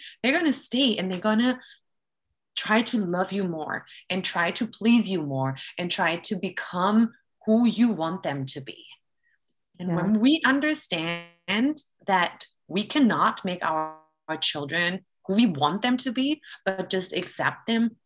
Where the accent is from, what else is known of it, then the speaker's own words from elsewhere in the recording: Germany; I'm actually from Germany